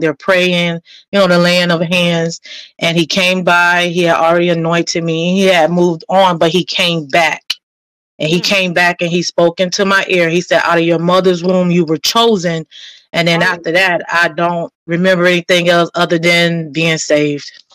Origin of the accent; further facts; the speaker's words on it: Fort Lauderdale, Florida, United States; also born or lived in New Jersey; born and raised in Fort Lauderdale